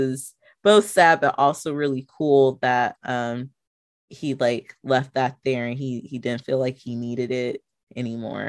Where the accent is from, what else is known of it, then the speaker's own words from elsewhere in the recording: Riverside, California, United States; growing up in Riverside was very similar